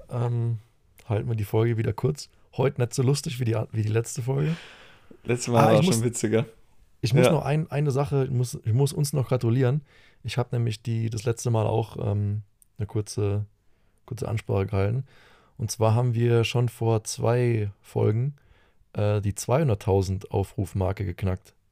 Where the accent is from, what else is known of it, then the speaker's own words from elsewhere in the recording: Bavaria, Germany; als, als Bayer kann man das schon mal sagen, kann man schon mal eher kritisch sein.